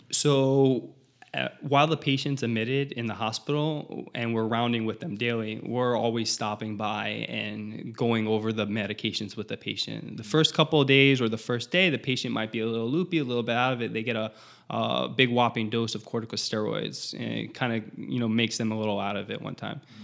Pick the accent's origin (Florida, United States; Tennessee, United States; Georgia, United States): Florida, United States; South; I'm from South Florida.